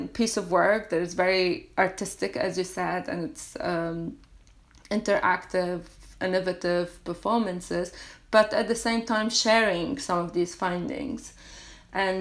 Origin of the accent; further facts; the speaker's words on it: Lebanon; I come from a very small village in Lebanon, which is on the border with Syria.